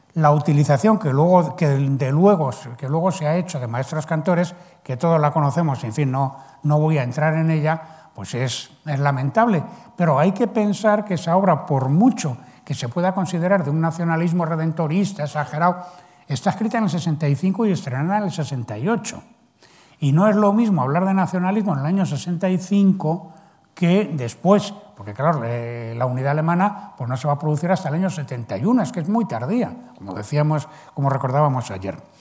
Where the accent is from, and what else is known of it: Spain